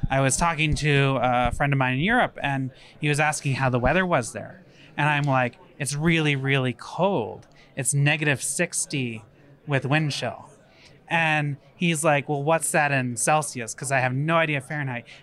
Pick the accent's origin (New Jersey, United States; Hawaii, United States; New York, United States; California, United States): California, United States; This, as a Californian, this is probably springtime's my favorite time to travel, because my expectation is it's just northern california weather